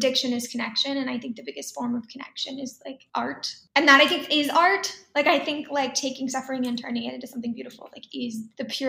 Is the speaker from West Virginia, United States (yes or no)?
no; Dallas, Texas, United States; moved away; also born or lived in Tokyo, Japan / New York City; growing up in Texas